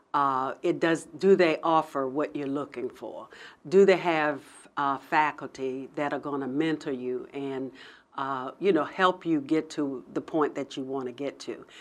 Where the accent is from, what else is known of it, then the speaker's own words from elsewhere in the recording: Hampton, Virginia, United States; also born or lived in Pennsylvania; I grew up in Hampton, and I, uh, went to undergrad at Hampton